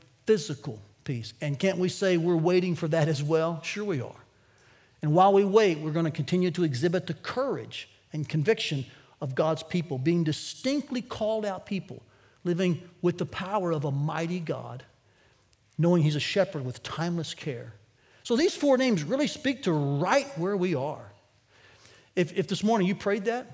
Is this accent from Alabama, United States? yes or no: no; Tennessee, United States; moved away as an adult; now in Iowa, United States; I grew up in Tennessee